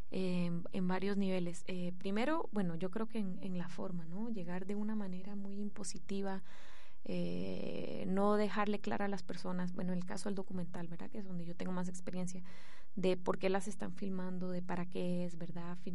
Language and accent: Spanish; Guatemala; bueno, yo que vengo de Guatemala, o sea, realmente esto es un lujo, es un privilegio